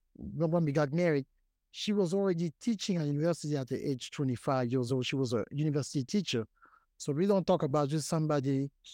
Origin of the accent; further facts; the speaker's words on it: Paris, Île-de-France, France; born there; I was born in Paris, France.